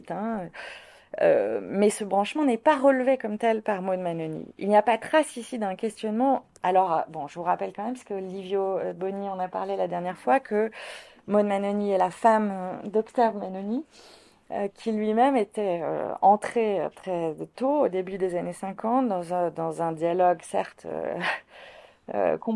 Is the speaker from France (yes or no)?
yes; Martinique, France; Euh, je suis natif de la Martinique.